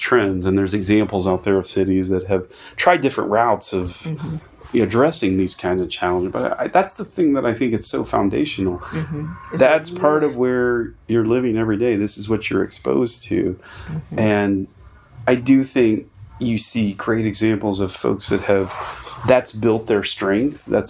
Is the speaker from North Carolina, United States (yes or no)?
yes; North Carolina, United States; I grew up rural. Okay. I grew up in North Carolina